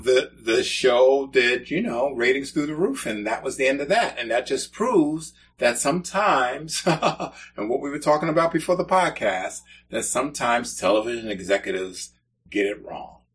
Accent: New York City, New York, United States; moved away; I grew up in the Bronx and experienced real winters up there

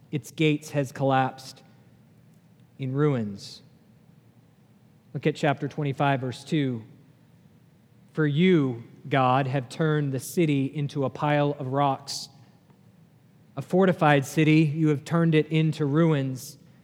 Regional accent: New Hampshire, United States; moved away; I grew up in New Hampshire

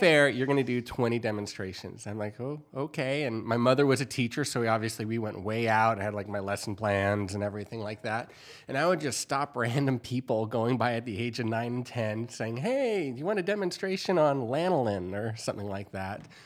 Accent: San Diego County, California, United States; moved away as an adult; also born or lived in Kansas; I'm from San Diego County, and we, uh, even though everyone called it a farm that I grew up on, we had four acres

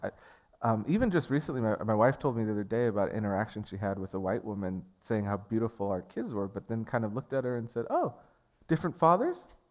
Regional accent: Portland, Oregon, United States; I grew up in North Portland. I was raised in North Portland

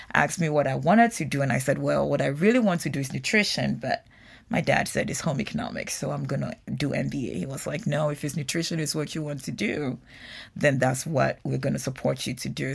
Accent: Ghana; moved away as an adult; now in United States; having been born and raised in Ghana

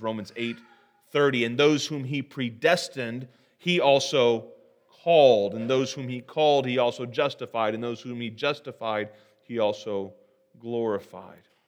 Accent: Terre Haute, Indiana, United States; I'm from Terre Haute, and as I mentioned earlier this morning, uh, we are well known for our federal security prison

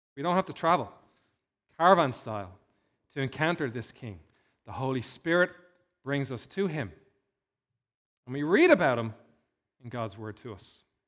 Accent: Dún Laoghaire, Leinster, Ireland; Dunleary's in my hometown where I grew up in, uh, in South Dublin

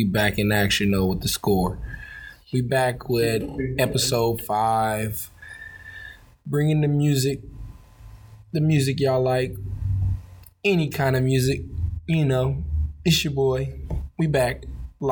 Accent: Los Angeles, California, United States; I'm from South Central LA.

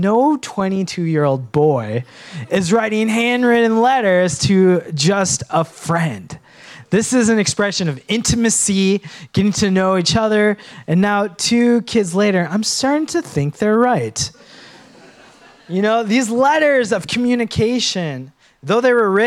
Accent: Minnesota, United States; Now, I was born in Minnesota, and I went back to my motherland, Sri Lanka

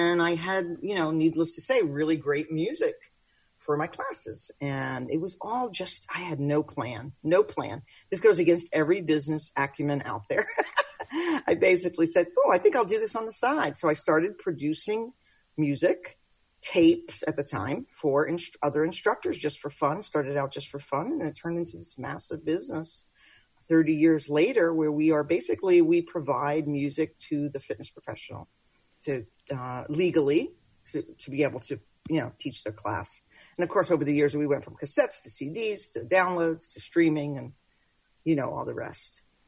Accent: Brooklyn, New York, United States; moved away; I'm a New Yorker. {S1} Okay. {S2} From Brooklyn originally. But I relocated here many moons ago

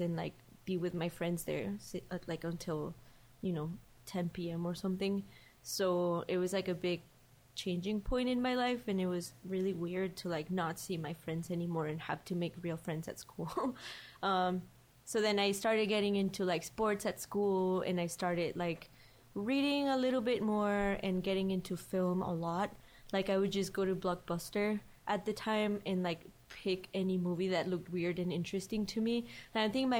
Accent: León, Guanajuato, Mexico; moved away; I'm from León

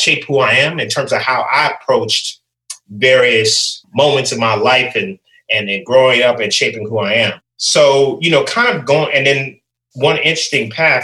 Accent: Silver Spring, Maryland, United States; also born or lived in Harrisonburg, Virginia; I grew up in the Washington, D.C. area, Silver Spring, Maryland specifically

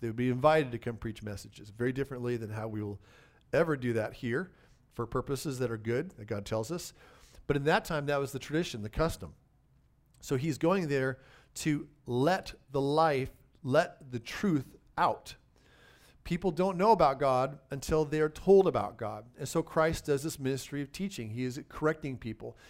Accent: United States; I happen to be an American citizen

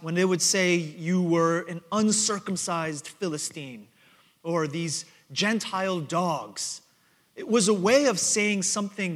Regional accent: New York City, New York, United States; now in Houston, United States; growing up in Queens, New York

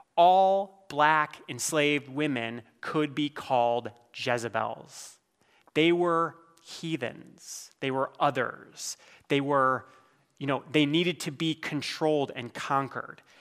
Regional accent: Iowa, United States; I'm from Iowa

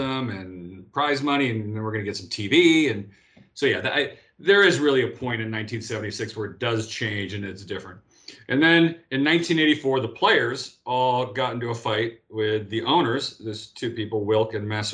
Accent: Los Angeles, California, United States; I come from Pacific Palisades, which is sandwiched in between Malibu on one side and Santa Monica on the other.

